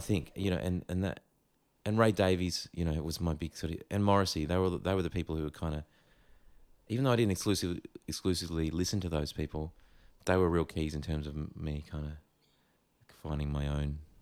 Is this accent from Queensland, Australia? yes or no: yes; Gold Coast, Queensland, Australia; growing up on the Gold Coast